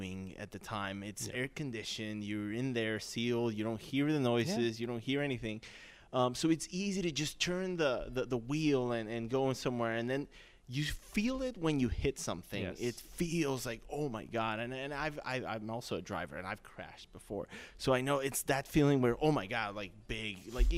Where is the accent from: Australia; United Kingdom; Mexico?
Mexico; moved away as an adult; also born or lived in North Carolina / Florida; now in Chicago, United States; I'm not from the States. I'm from Mexico. I'm here on a work visa